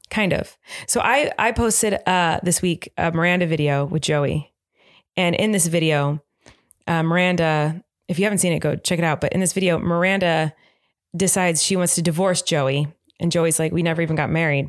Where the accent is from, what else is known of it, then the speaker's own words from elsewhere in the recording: United States; I'm American